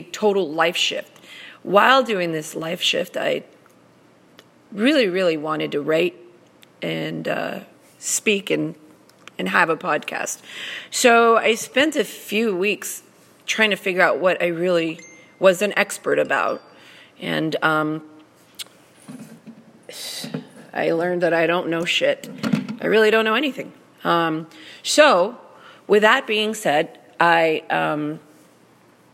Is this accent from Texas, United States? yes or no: yes; Laredo, Texas, United States; now in San Antonio, United States; I'm originally from Laredo, Texas, which is a border to Mexico